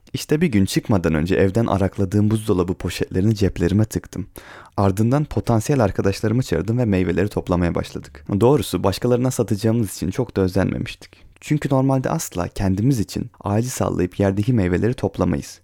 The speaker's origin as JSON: {"language": "Turkish", "town": "Ereğli", "region": "Zonguldak", "country": "Turkey", "tie": "born or raised there"}